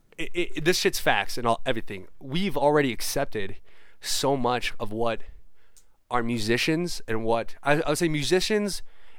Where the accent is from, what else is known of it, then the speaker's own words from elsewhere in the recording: near Gary, Indiana, United States; I'm from Gary, Indiana